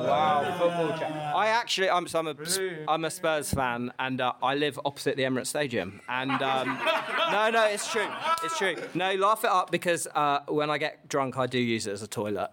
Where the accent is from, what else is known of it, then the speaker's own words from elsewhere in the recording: Portugal; now in London, United Kingdom; I'm from Portugal